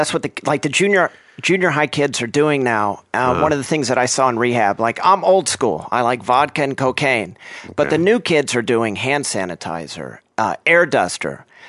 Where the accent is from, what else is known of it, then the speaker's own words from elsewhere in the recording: Oklahoma, United States; born there; also born or lived in Texas; now in Los Angeles, United States; I was born in Oklahoma. I lived in Texas for quite a while and moved around a lot. And for, you know, all of my adult life, I've been in Los Angeles.